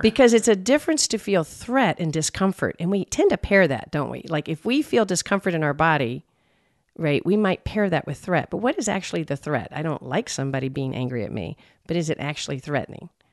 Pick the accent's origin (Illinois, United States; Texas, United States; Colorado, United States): Texas, United States; I'm from Texas